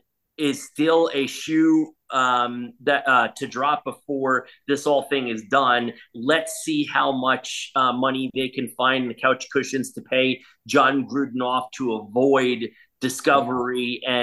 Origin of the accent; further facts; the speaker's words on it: New York, United States; moved away as an adult; now in Washington, United States; when I grew up in New York